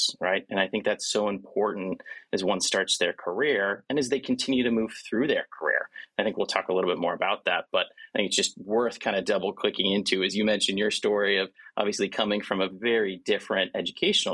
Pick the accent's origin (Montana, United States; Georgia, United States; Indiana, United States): Montana, United States; also born or lived in South Carolina / North Carolina / Philadelphia / New York City; now in Providence, United States; I'm a kid from Montana, right? So I grew up in Montana